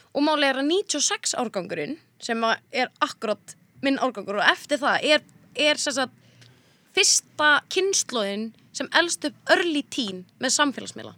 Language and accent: Icelandic; Mosfellsbær, Capital Region, Iceland; also born or lived in Reykjavík; ég var alltaf upp í Mósó